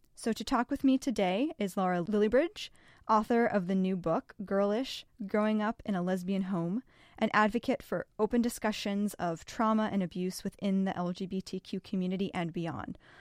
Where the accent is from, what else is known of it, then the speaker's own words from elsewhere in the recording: Massachusetts, United States; I grew up in Massachusetts with lesbian moms